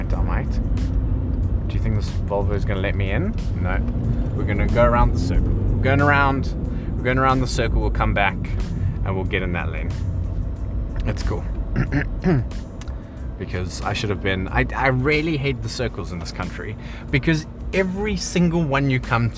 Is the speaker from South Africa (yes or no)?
yes; South Africa; moved away as an adult; now in England; I'm South African.